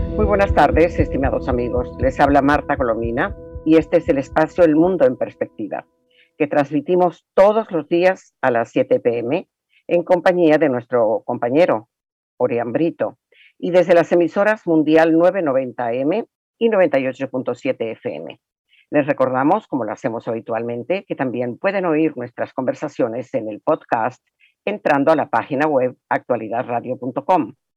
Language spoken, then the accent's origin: Spanish; Venezuela; como venezolana